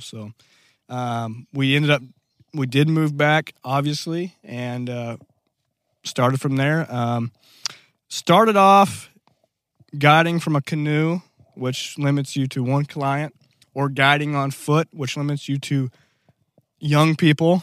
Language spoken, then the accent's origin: English; Black Rock, Arkansas, United States; I'm originally from a little town, um, of Black Rock.